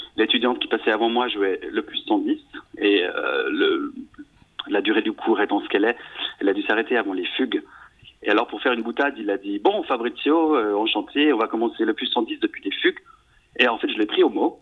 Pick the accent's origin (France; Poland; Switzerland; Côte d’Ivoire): Switzerland; je suis né en Suisse de, parents italiens, donc j'ai deux nationalités